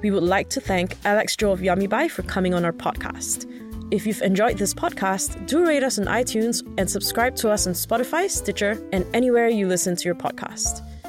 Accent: Singapore; now in Hong Kong; As a Singaporean in Hong Kong

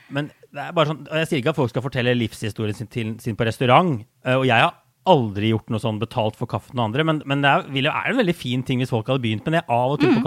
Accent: Norway; now in New York, United States

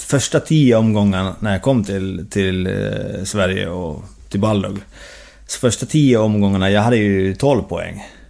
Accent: Jyväskylä, Central Finland, Finland; now in Uppsala, Sweden; Bodde hemma i Jyväskylä och pendlade med lillebror till Seinäki. Och sen två säsonger i Helsingborg och nu två säsonger med, med moderklubben Happe i Jyväskylä. Så jag har bott hemma i, i barndomshemmet

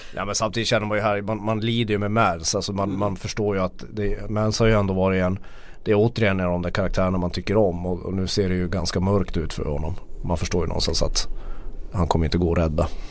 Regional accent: Norrland, Sweden; som norrlänning kan jag ta det

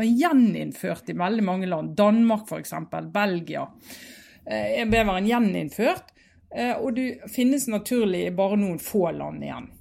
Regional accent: Norway; vi på 80-tallet hjemme i Norge

